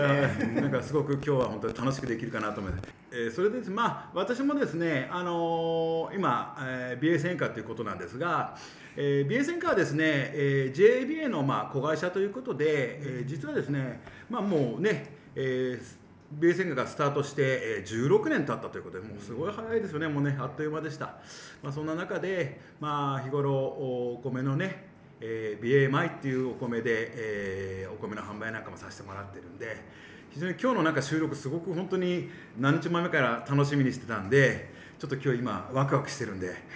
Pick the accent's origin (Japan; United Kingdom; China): Japan; Abashiri, Hokkaido; 出身はですね、えー、網走市ということで